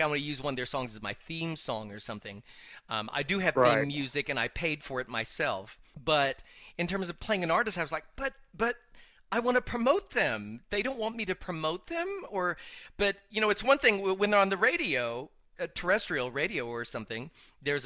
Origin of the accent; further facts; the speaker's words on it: the South, United States; I was raised in the South